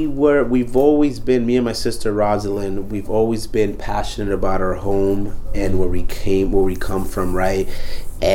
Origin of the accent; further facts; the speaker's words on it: New York City, New York, United States; Bronx native, B. I go by the Bronx because I am the Bronx. Now, let me stop. … Right, I am from Dominican descent.